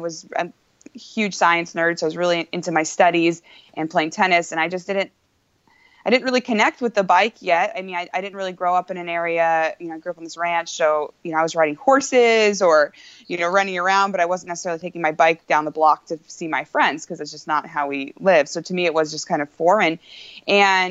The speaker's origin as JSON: {"language": "English", "town": "Redding", "region": "California", "country": "United States", "tie": "born or raised there", "also_born_or_lived": "Solvang, California / Central Coast, California / Texas", "lives_now": "Petaluma, United States", "said": "I was born in Solvang, California, grew up in Redding, California, went to college in Texas, and I'm currently in Petaluma, California"}